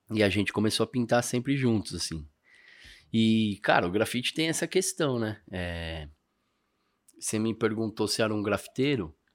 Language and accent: Portuguese; São Paulo, Brazil; Eu sou do Ipiranga. A gente tem o Basca da Tancredo ali.